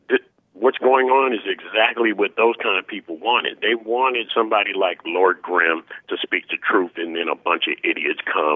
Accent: Lake Charles, Louisiana, United States; born there; because I was born in Lake Charles, Louisiana, and I'm glad I wasn't raised there.

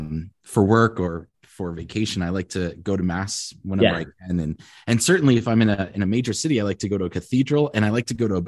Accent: Utah, United States; I said, "I'm from Utah and I'm converting to Catholicism."

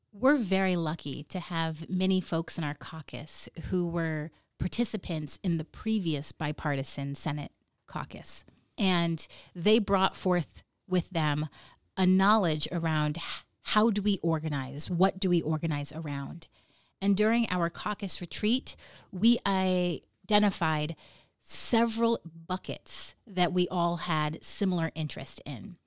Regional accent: Nome, Alaska, United States; I Am From Nome

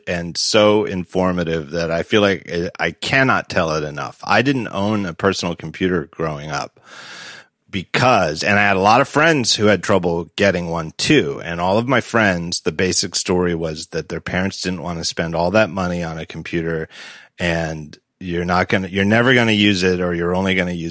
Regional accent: Reading, Pennsylvania, United States; Reading, Pennsylvania, where I'm from

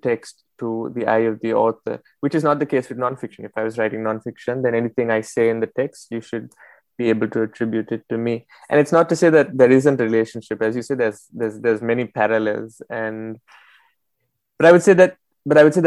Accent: Colombo, Western Province, Sri Lanka; now in Paris, France; I grew up in Colombo, in the south, the capital of the country

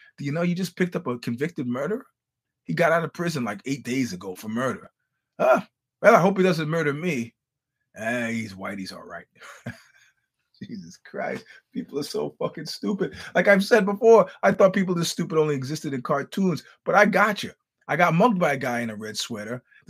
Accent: United States; I'm just an American trying to get through a conversation.

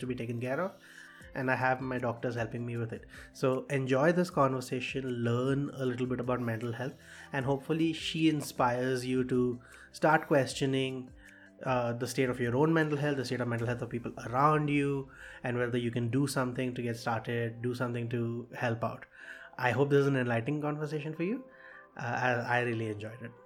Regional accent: Kolkata, West Bengal, India; I'm from Calcutta

